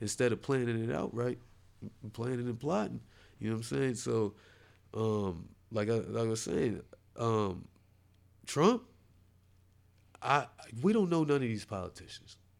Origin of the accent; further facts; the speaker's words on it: New Jersey, United States; I'm from Jersey.